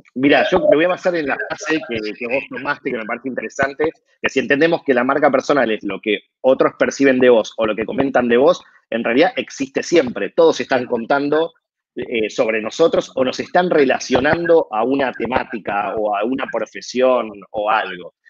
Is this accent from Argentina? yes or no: yes; Argentina; como argentino que soy